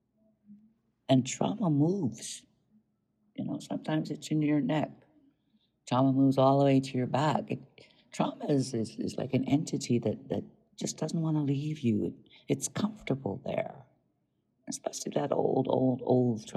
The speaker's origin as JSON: {"language": "English", "region": "Southern Alberta", "country": "Canada", "tie": "born or raised there", "also_born_or_lived": "Montana, United States", "moved": "yes", "said": "Most of my life I was raised in Southern Alberta and Canada, and if I wasn't there, then I was in Montana where my grandmother lives"}